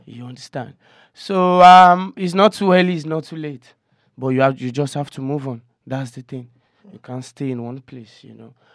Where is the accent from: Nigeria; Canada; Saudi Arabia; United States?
Nigeria; Okokomaiko, Lagos; I'm from Okoko, Nigeria.